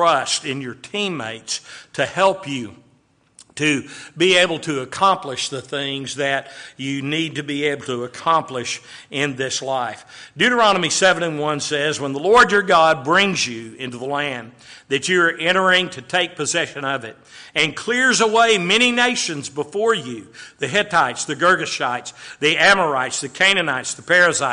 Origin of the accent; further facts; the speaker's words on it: Waco, Texas, United States; growing up in Waco, Texas